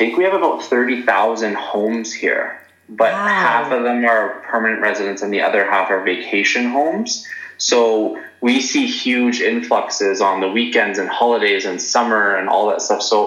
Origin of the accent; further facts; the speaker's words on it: Prince Rupert, British Columbia, Canada; now in Canmore, Canada; what have I brought from Prince Rupert to here, I guess I would say I like the small town vibe